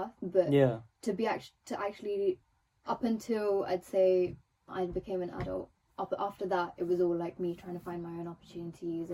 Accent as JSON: {"language": "English", "region": "England", "country": "United Kingdom", "tie": "born or raised there", "first_language": "Telugu", "said": "I was brought up in England, so obviously I'm going to be singing in English"}